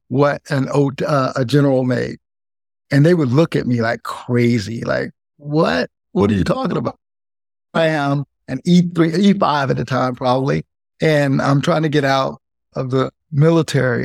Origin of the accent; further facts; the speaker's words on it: South Carolina, United States; moved away; also born or lived in San Francisco; we moved from South Carolina and moved to San Francisco